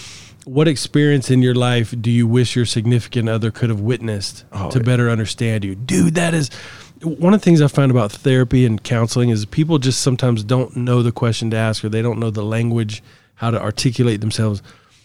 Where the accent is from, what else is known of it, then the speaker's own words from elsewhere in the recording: Florida, United States; I grew up in Florida.